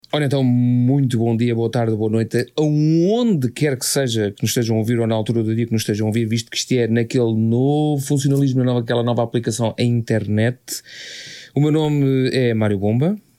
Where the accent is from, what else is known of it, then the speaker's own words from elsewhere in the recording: Oeiras, Lisbon, Portugal; eu e o Carlos, que somos do Conselho da Oeiras